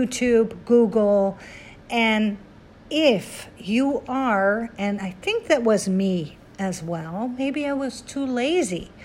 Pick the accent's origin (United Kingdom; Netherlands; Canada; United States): Netherlands; I am Dutch, born and raised in Holland, 20 minutes from Amsterdam, the capital